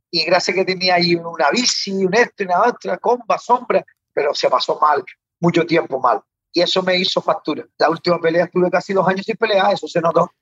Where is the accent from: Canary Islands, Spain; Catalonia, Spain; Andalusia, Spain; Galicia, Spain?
Canary Islands, Spain; soy canario